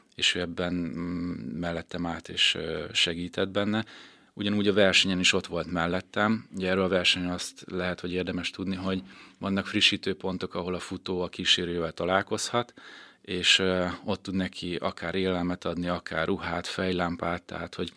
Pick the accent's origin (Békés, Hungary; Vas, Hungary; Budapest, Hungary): Békés, Hungary; Békéscsaba; also born or lived in Szeged; én Békés Csabán születtem, Békés Csabán éltem